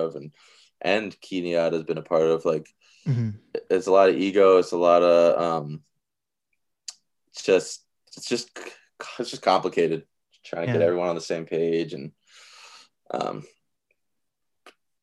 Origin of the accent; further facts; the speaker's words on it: Seattle, Washington, United States; a place on the corner where I grew up in the Central District on fucking 23rd Union